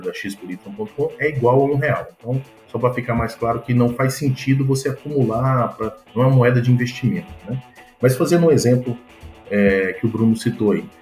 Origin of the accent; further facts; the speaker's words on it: Goiânia, Goiás, Brazil; moved away as an adult; also born or lived in São Paulo / United States; eu sou natural de Goiânia